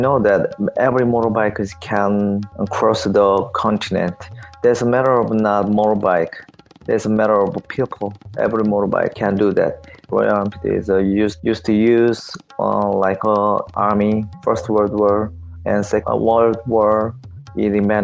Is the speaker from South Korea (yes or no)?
yes; South Korea; I'm from South Korea.